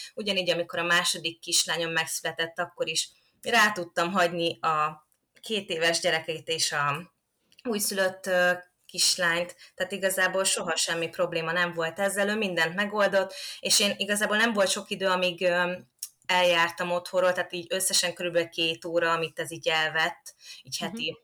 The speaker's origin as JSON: {"language": "Hungarian", "town": "Kapuvár", "region": "Győr-Moson-Sopron", "country": "Hungary", "tie": "born or raised there", "said": "én Kapuváron nőttem föl"}